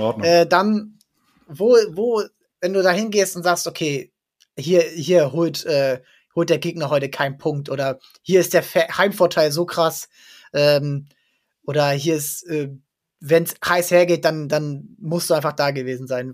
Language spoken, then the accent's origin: German; area around Drochtersen/Assel, Lower Saxony, Germany; ich komme da aus der Gegend